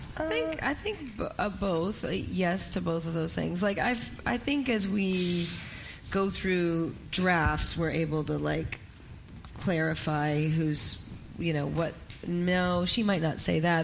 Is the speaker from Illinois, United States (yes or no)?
no; Seattle, Washington, United States; I'm from Seattle.